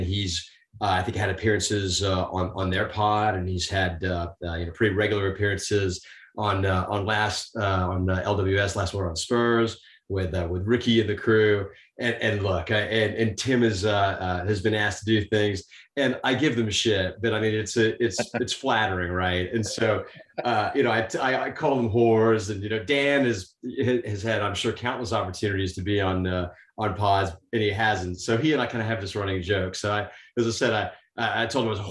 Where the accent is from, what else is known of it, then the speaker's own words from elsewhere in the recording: London, United Kingdom; moved away; my roots are in London. I was born and raised.